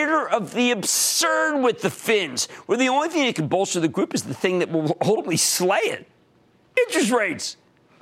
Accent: New Jersey, United States; my home state of New Jersey

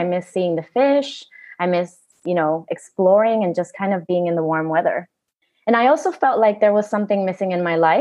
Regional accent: Honduras; also born or lived in United States; now in Utila, Honduras; So I was born in Honduras.

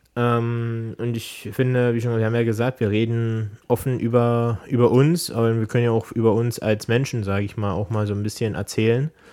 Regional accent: Erzgebirge, Saxony, Germany; bei uns im Erzgebirge

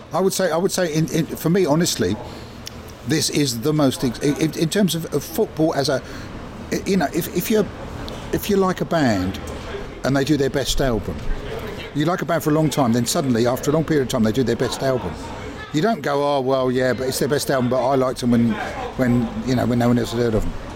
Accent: Southwick, South East England, United Kingdom; I'm from Southwick, so I support Southwick. I'm from Brighton, so I support Brighton, and I'm from England, so I support England

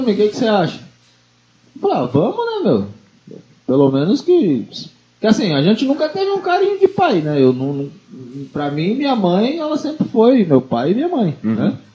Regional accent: São Paulo, Brazil; eu sou paulista

